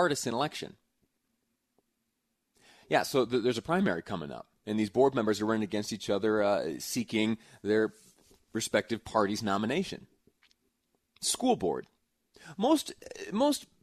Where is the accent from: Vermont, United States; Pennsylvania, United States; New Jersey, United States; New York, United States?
New York, United States; upstate; now in Utah, United States; I have a map of my hometown. Little town in upstate New York. I did some growing up there